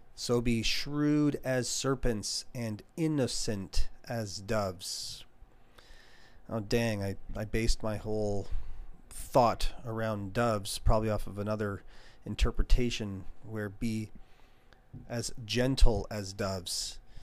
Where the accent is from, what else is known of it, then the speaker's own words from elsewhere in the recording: Canada; as a Canadian